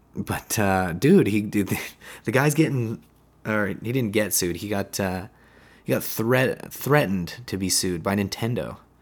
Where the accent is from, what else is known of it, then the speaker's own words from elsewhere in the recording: West Coast of Canada, Canada; I'm from the West, I live on the West Coast.